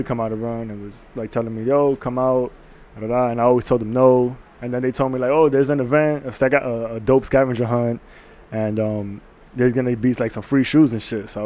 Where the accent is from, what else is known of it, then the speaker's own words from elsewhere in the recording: New York City, New York, United States; I grew up in the Bronx, and in my area where I grew up